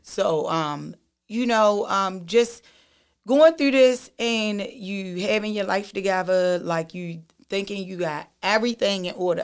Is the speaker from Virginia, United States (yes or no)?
no; Baltimore, Maryland, United States; I grew up in East Baltimore.